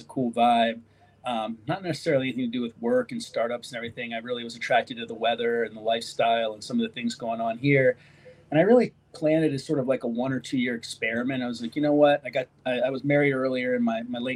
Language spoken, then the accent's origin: English; York, Pennsylvania, United States; moved away as an adult; also born or lived in Washington, D.C. area; now in California, United States; I grew up in York, Pennsylvania, right in between Harrisburg and Baltimore